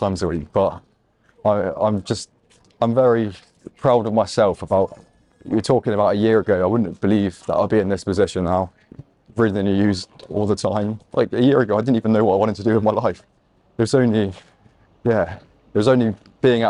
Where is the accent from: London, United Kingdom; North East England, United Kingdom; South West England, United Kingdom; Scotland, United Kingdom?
South West England, United Kingdom; Exeter; I'm from Exeter